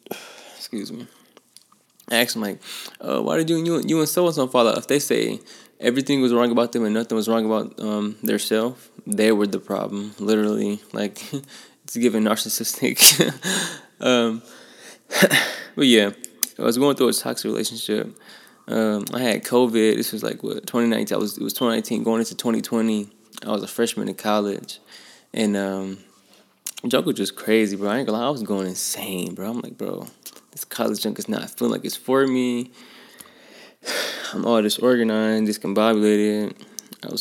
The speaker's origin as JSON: {"language": "English", "town": "Flint", "region": "Michigan", "country": "United States", "tie": "born or raised there", "said": "I grew up in Flint, Michigan, on the north side"}